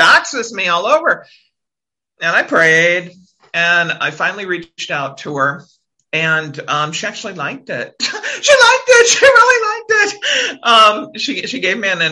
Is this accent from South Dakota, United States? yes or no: yes; South Dakota, United States; now in Washington, DC area, United States; I'm a girl from South Dakota